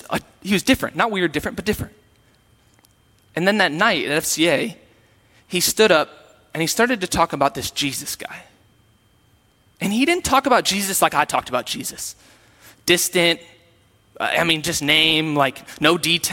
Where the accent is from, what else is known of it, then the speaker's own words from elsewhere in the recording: Sioux Falls, South Dakota, United States; I am from Sioux Falls, and when I was from Sioux Falls, I went to a Lutheran church